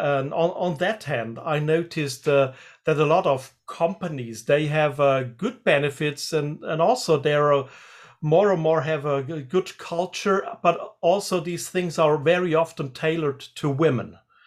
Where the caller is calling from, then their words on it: Freiburg, Baden-Württemberg, Germany; I'm calling from Germany, and especially the south of Germany, which is Freiburg, and that's close to the border of Switzerland and also close to the border of France. So we call it Dreiländereck. So three countries are around the area where I live.